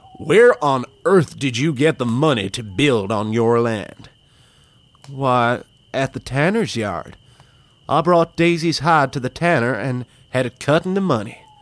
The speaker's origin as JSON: {"language": "English", "town": "Wicklow", "region": "Leinster", "country": "Ireland", "tie": "born or raised there", "said": "I am recording this from Wicklow Town, from my hometown, from my home, my bedroom"}